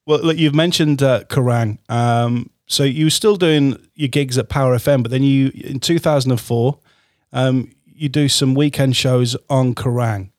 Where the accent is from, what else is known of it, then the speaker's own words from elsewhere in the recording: Hull, Yorkshire and the Humber, United Kingdom; I'm from Hull originally